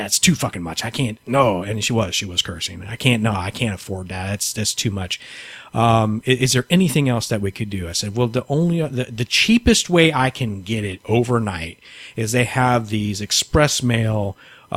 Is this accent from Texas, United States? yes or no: yes; San Antonio, Texas, United States; moved away as an adult; now in Houston, United States; I'm from San Antonio originally